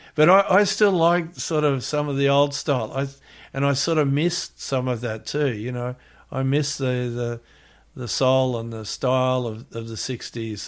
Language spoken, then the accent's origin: English; Gold Coast, Queensland, Australia; born or raised there; also born or lived in Melbourne, Victoria, Australia / Hawaii, United States